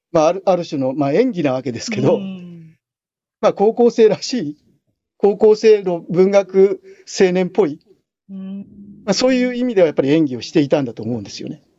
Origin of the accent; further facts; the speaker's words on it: Kanagawa, Japan; 神奈川県の、えーと、と湘南高校っていう高校卒業なんですけども